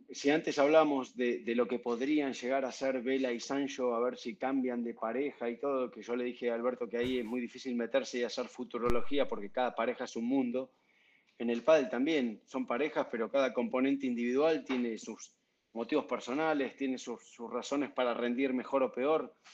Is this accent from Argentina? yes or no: yes; Argentina; ya, como argentino evidentemente tengo que romper los patrones.